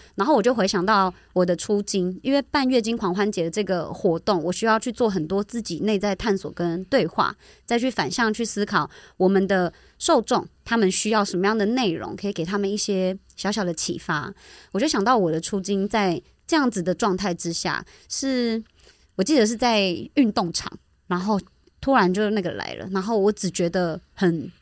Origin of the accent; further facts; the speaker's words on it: Taichung, Taiwan; 回应到我前阵子回，回家，就我是台中人